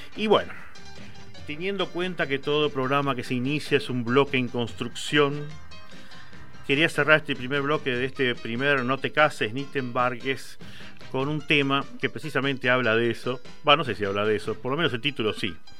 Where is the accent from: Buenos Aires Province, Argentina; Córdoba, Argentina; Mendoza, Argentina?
Buenos Aires Province, Argentina; Quilmes; yo soy de Quilmes